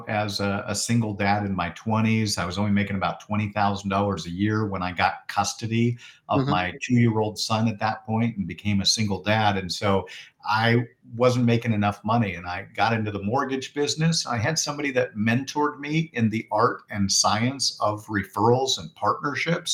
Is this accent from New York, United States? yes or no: no; Portland, Oregon, United States; now in Phoenix, United States; I'm from Portland, Oregon originally, which is kind of a rainforest